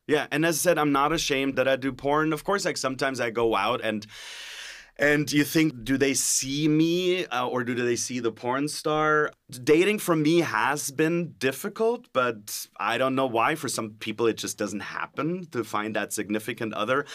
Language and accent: English; Germany; English is a second language; now in California, United States; I'm originally from Germany, so excuse the sometimes when I sound a little bit like the ex-governator.